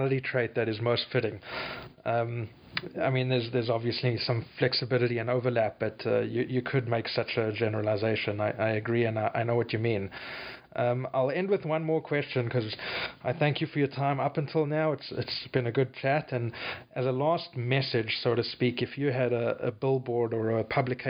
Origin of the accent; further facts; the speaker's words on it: South Africa; now in Canada; my background being South African, I have family that sat in jail fighting apartheid